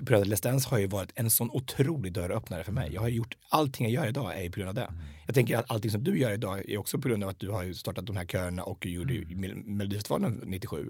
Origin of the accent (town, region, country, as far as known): Hallsberg, Örebro County, Sweden; also born or lived in United States